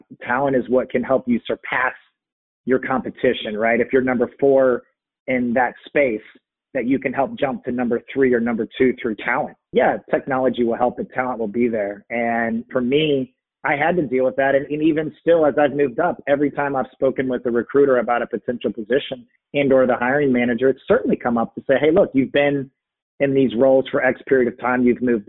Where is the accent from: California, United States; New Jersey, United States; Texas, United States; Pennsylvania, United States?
Texas, United States; born there; also born or lived in San Francisco / Virginia / Cincinnati; I mean, one of it was I grew up moving around, right? I mean, I was born in Texas, moved to San Francisco, moved to Virginia, moved to Cincinnati, moved back to Virginia.